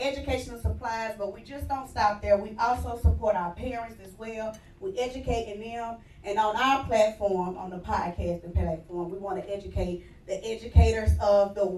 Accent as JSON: {"language": "English", "town": "Chattanooga", "region": "Tennessee", "country": "United States", "said": "I'm from Chattanooga, Tennessee."}